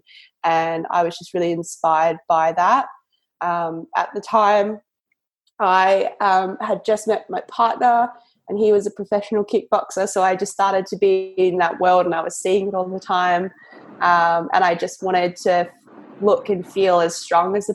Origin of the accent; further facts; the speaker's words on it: Victoria, Australia; moved away as an adult; now in London, United Kingdom; I grew up in a small country town about an hour outside of Melbourne